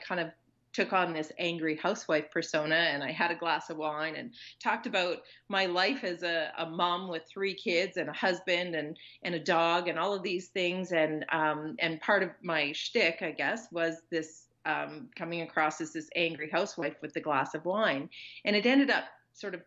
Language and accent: English; Consort, Alberta, Canada; my hometown, which is small town Consort, Alberta